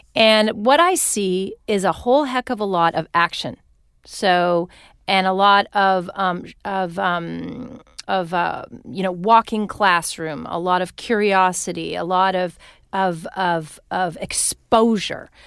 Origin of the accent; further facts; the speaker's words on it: Winnipeg, Manitoba, Canada; moved away as an adult; now in California, United States; my hometown of Winnipeg